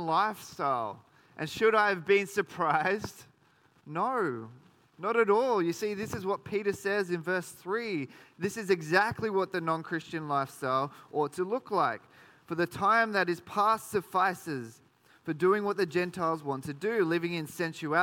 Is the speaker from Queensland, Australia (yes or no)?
no; Sydney, New South Wales, Australia; now in Geelong, Australia; I grew up in Sydney